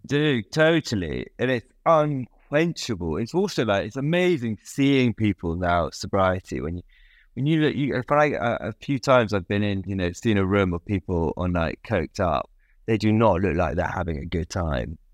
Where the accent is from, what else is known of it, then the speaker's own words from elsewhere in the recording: United Kingdom; of being British, I think. Being a British